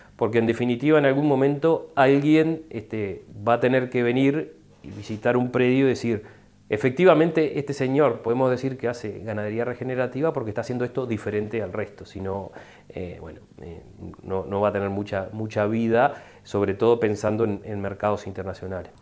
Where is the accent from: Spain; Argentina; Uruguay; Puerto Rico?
Uruguay; para el resto de los uruguayos que dependemos de los servicios ecosistémicos